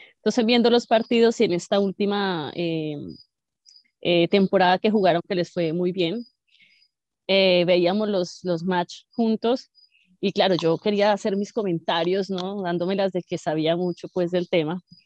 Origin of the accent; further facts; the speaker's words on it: Bogotá, Colombia; now in Canada; Todos los rolos, los rolos, la gente que somos de Bogotá